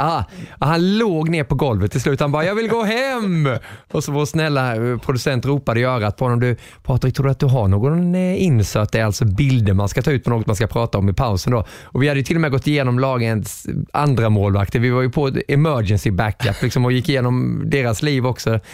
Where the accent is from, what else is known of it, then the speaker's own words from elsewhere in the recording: Småland, Sweden; accent: småländska; min småländska på den tiden